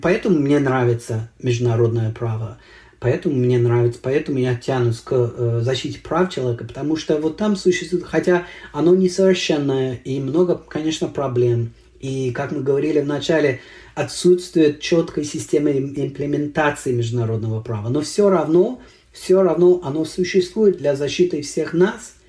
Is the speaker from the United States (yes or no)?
yes; United States